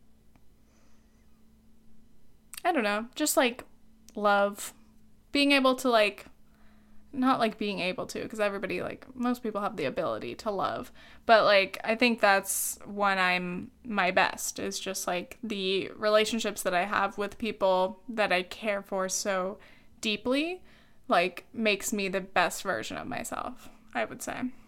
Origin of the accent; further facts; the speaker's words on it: South Orange County, California, United States; I grew up in South Orange County